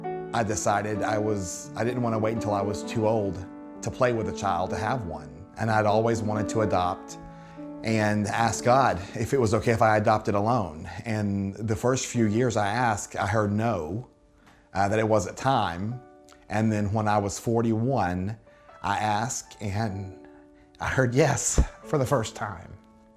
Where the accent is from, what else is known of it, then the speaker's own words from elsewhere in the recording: Tennessee, United States; I grew up in outside of Chattanooga, Tennessee, and in high school was voted to be most likely to be married by my sophomore year in college.